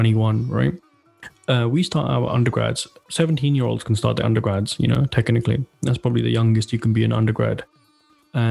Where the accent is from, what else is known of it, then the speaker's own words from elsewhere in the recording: Slough, South East England, United Kingdom; moved away as an adult; now in Denmark; I'm born and raised in Slough